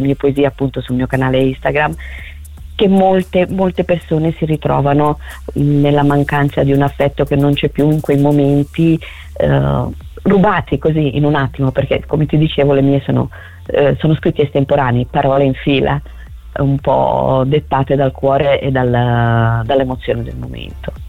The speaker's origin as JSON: {"language": "Italian", "area": "province of Palermo", "region": "Sicily", "country": "Italy", "tie": "born or raised there", "moved": "as an adult", "lives_now": "Lombardy, Italy", "said": "sono originaria de, della Sicilia, della okay. provincia di Palermo."}